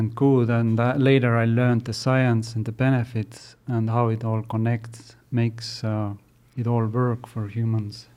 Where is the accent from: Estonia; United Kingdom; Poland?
Estonia; now in United States; I grew up in Estonia